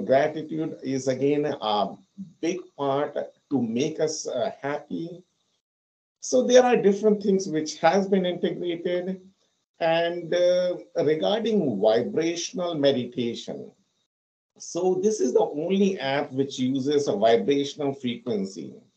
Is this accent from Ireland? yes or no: no; India; moved away as an adult; also born or lived in London; now in United States; So I'm basically from India and I have lived there for 26 years. I came to US in 2008 and I have been living here for the past 14 years.